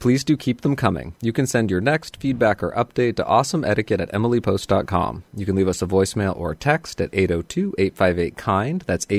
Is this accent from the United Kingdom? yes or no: no; Canada; I am of Pakistani background, but was born and raised in Canada. I grew up eating with a fork.